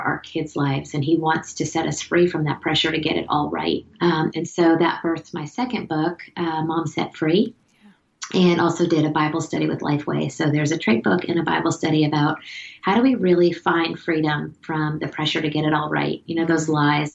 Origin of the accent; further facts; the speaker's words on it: South Florida, United States; moved away as an adult; also born or lived in Auburn, Alabama; now in Connecticut, United States; I grew up in South Florida